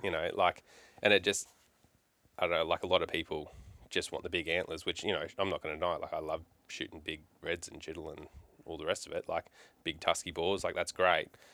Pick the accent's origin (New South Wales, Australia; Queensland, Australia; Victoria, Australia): Victoria, Australia; Melbourne; now in Townsville, Australia; I grew up in Melbourne for the first part of my life